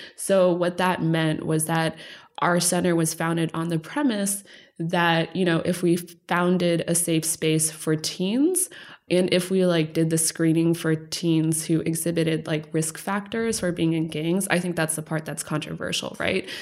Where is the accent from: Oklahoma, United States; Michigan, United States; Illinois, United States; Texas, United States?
Texas, United States; moved away; also born or lived in Los Angeles; Growing up in Texas, we moved around, ended up in Texas